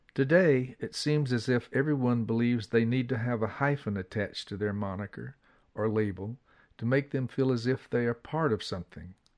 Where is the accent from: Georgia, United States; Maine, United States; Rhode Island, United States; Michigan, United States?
Georgia, United States; Atlanta; As a young boy growing up in Atlanta